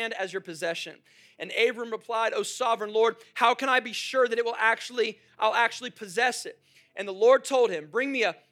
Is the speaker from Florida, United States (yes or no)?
yes; Jacksonville, Florida, United States; moved away; I come from Jacksonville, so we have the Jaguars.